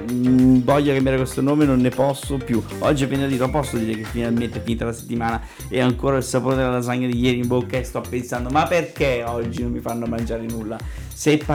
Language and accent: Italian; Southern Italy, Italy; non, non, sono un terrone atipico.